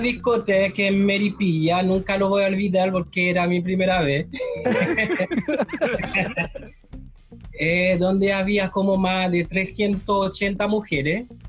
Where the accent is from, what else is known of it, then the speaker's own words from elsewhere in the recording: Haiti; moved away as an adult; now in Chile; yo soy haitiano. ¿Ya? Llevo 12 años en Chile